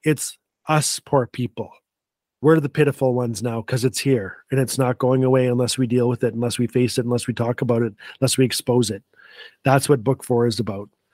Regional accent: Fort Smith, Northwest Territories, Canada; Fort Smith, Northwest Territory is my hometown

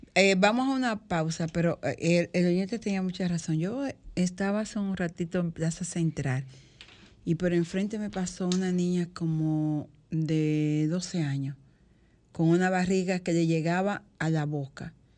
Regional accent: Higüey, La Altagracia, Dominican Republic; en Higüey, en Higüey donde yo nací, yo recuerdo muy pequeñita, cuatro o cinco años

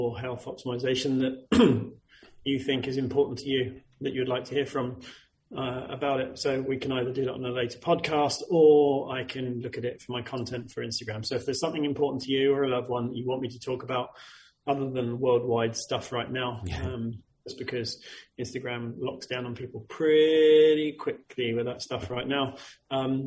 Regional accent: United Kingdom; we're British

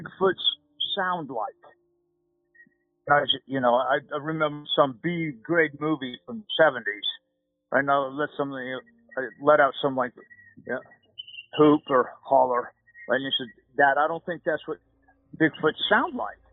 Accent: Ogden, Utah, United States; I grew up in Ogden, Utah

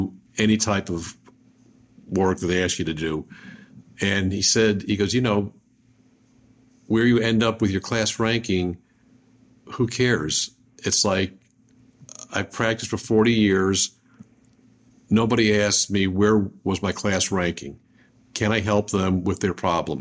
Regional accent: Buffalo, New York, United States; I'm from Buffalo

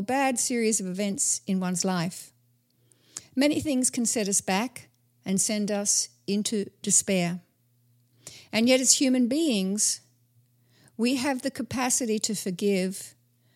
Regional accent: Australia; as an Australian

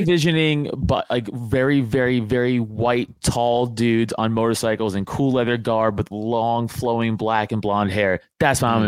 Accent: New York, United States; now in near Philadelphia, United States; I'm from New York

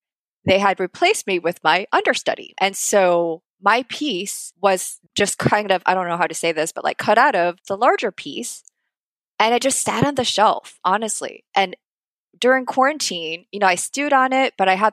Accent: United States; also born or lived in Korea; I grew up in the States, went to American schools.

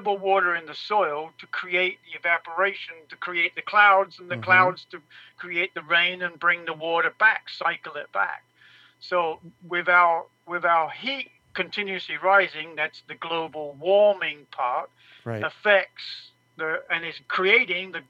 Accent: England, United Kingdom; now in Mesa, United States; I grew up in England

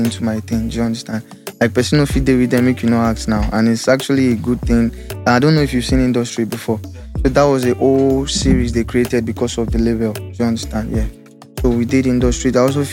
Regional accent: Ilorin, Kwara, Nigeria; now in Lagos, Nigeria; I was born and brought up in Ilorin

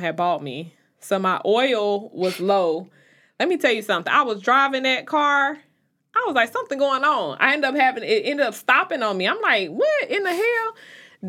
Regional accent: Chicago, Illinois, United States; now in North Carolina, United States; I'm from Chicago, even when I moved to North Carolina

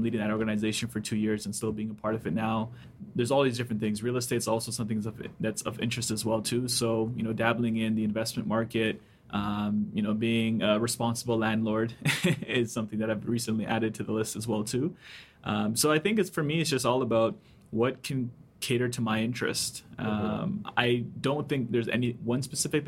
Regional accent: Toronto, Ontario, Canada; also born or lived in White River, Jamaica / Markham, Ontario; I moved to Canada and pretty much grew up here. So I lived in and around the city. Went to high school in Markham

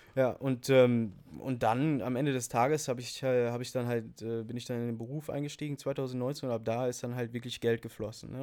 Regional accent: Münsterland, North Rhine-Westphalia, Germany; bei uns local im, im Münsterland, wo ich herkomme

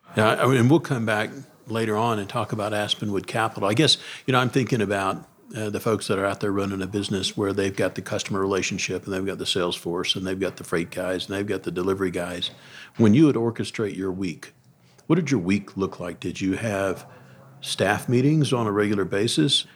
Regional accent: Deep South, United States; I grew up in the Deep South

